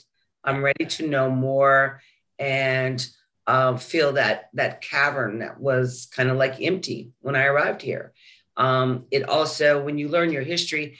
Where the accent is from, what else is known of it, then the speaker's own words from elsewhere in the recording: Utah, United States; now in Maryland, United States; where I was born and grew up, Utah